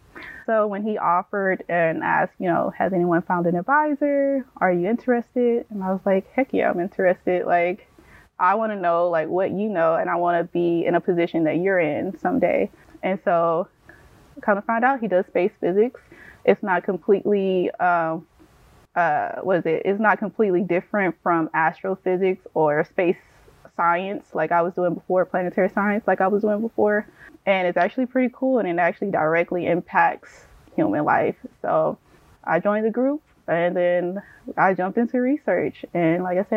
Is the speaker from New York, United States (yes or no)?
no; Houston, Texas, United States; moved away; I grew up, or I'm from Houston, Texas, inner city Houston, Texas.